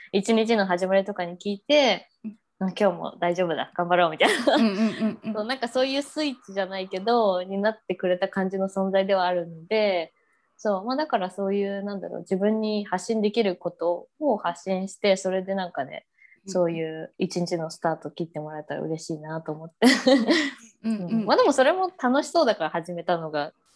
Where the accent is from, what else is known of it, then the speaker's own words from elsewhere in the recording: Japan; moved away as an adult; now in Brisbane, Australia; 私は日本から来てて、まあ、こういうアクセントあるみたいな